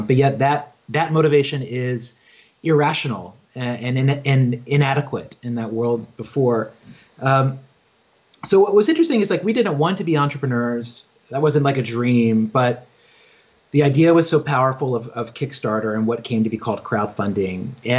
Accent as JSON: {"language": "English", "region": "Virginia", "country": "United States", "tie": "born or raised there", "lives_now": "New York, United States", "said": "You know, I grew up in Southwest Virginia on a farm. I grew up Christian, evangelical Christian, and like had no neighbors, just read books all the time, and like dreamed of being a writer and was always on that path, like moved to New York"}